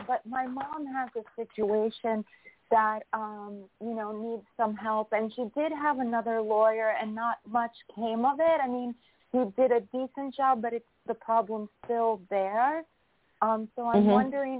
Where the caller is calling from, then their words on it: New York, United States; New York.